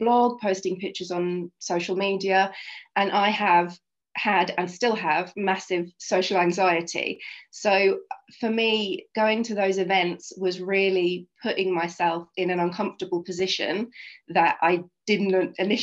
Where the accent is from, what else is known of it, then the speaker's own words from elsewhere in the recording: Oxfordshire, South East England, United Kingdom; moved away as an adult; also born or lived in Brighton; now in London, United Kingdom; I grew up in Oxfordshire in a little town about half an hour outside Oxfordshire.